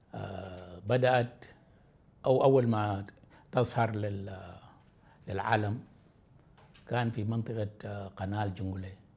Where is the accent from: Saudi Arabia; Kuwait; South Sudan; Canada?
South Sudan; مواطن من جنوب السودان